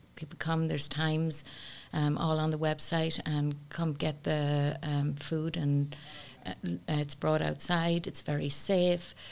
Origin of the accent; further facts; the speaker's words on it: Ireland; now in United States; as a young person growing up in Ireland